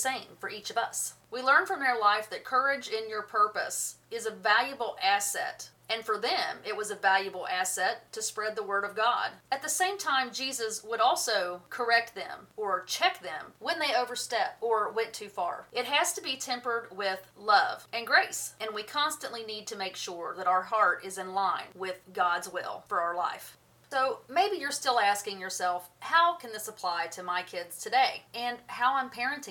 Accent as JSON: {"language": "English", "country": "United States", "tie": "born or raised there", "said": "I grew up on the Tennessee River."}